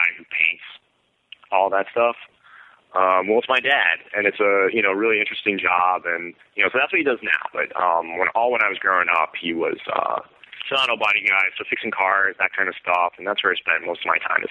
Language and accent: English; Scranton, Pennsylvania, United States; also born or lived in Pittsburgh, Pennsylvania; now in Indianapolis, United States; I'm originally from Scranton, Pennsylvania, but I was coming from Pittsburgh, where I've lived the last 5 years before this